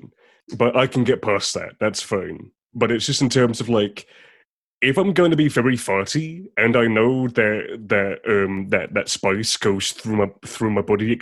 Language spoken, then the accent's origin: English; England, United Kingdom; I'm English